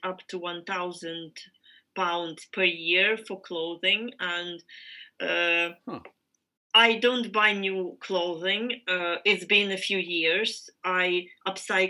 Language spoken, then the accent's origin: English; Ukraine; I am from Ukraine